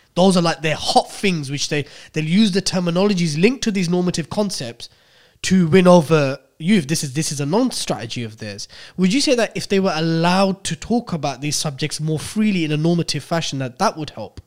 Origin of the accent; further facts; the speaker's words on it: United Kingdom; we're literally Brits who were born here